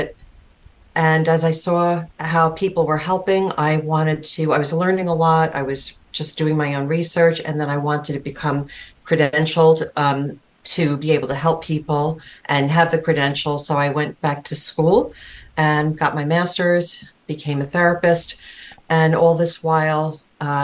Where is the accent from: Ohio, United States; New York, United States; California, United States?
New York, United States; New York City; I grew up on Staten Island.